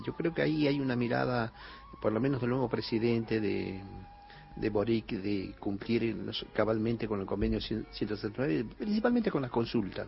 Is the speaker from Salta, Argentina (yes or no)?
yes; Cachi, Salta, Argentina; soy del Valle Calchaquí, de Cachi